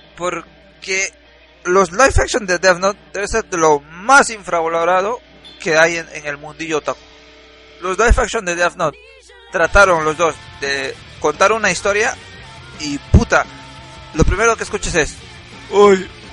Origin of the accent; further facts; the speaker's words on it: Peru; Soy un peruano pobre